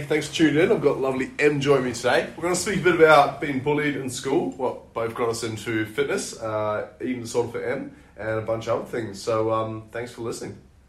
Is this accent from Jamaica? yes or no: no; New Zealand; Growing up in New Zealand